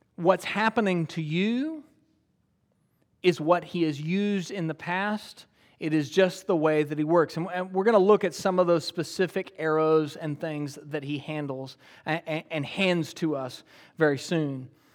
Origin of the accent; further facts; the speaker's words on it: United States; I'm an American